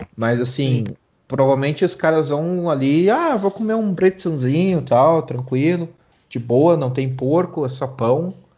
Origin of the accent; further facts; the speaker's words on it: Brazil; now in Germany; eu saí do Brasil